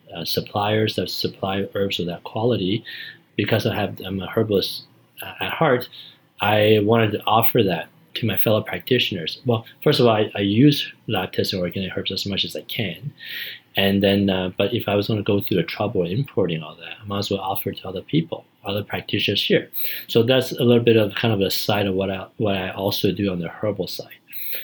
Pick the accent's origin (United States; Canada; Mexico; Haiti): Canada; As a Canadian, I got to see what it was like, what the Americans are doing.